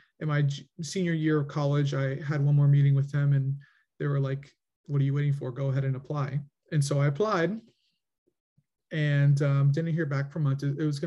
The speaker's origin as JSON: {"language": "English", "town": "Coral Springs", "region": "Florida", "country": "United States", "tie": "born or raised there", "also_born_or_lived": "Southern California / Washington, D.C.", "said": "I was born in California, in Southern California. And then before I turned one, I moved down to South Florida where I was raised"}